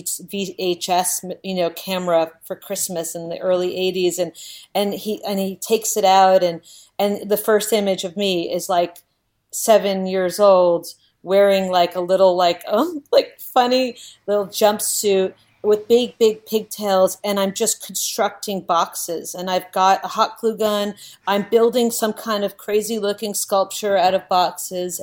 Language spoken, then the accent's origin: English; Miami, Florida, United States; born or raised there; also born or lived in Navajo Reservation; now in New York City, United States